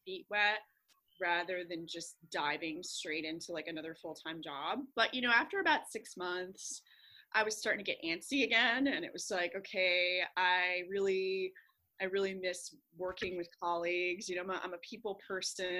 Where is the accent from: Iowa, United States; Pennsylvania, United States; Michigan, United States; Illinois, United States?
Pennsylvania, United States; moved away as an adult; now in Hong Kong; I grew up in Pennsylvania. I'm a country girl